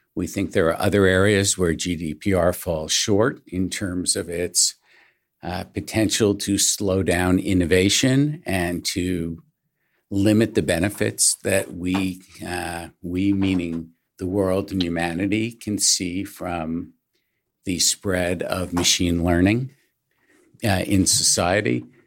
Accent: Syosset, New York, United States; I grew up in suburban New York in a town called Syosset

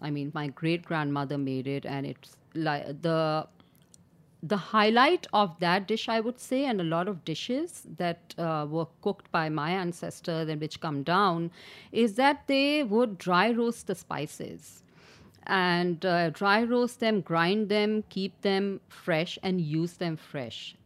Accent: Karachi, Sindh, Pakistan; I was born and raised in Karachi

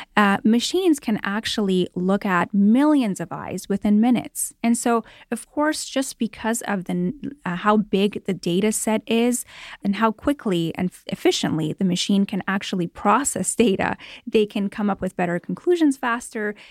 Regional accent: Toronto, Ontario, Canada; moved away as an adult; now in Los Angeles, United States; I grew up in Toronto, Canada, and moved here about eleven years ago to Los Angeles

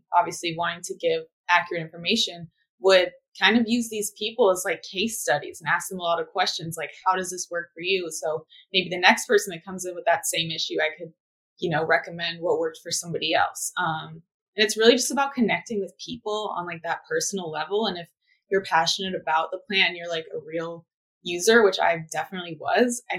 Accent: Manhattan Beach, California, United States; grew up in Southern California in a little beach town called Manhattan Beach

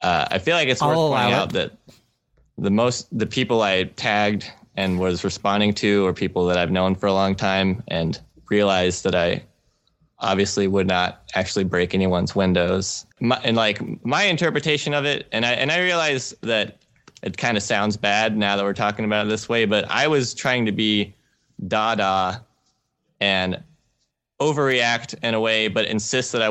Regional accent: Georgia, United States; we're from Georgia.

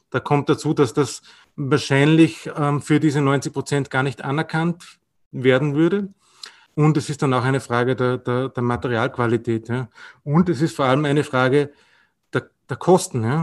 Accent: Austria; Bei uns in Österreich ist, ist es meistens gleichzusetzen, aber auch nicht immer.

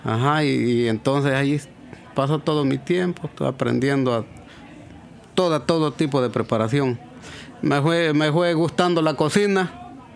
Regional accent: El Salvador; moved away as an adult; now in United States; nosotros en El Salvador

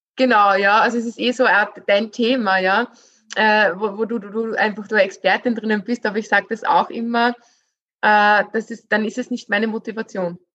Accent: Austria; bei uns in Österreich

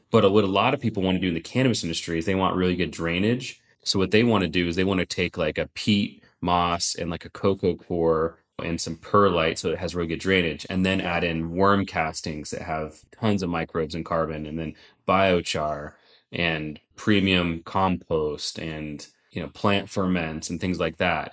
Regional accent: Sonoma County, California, United States; I grew up in Sonoma County

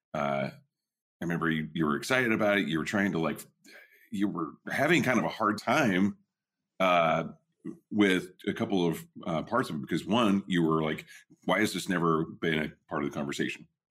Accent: Southwest Oklahoma, United States; now in Northern California, United States; when I was a kid, you know, growing up in Southwest Oklahoma

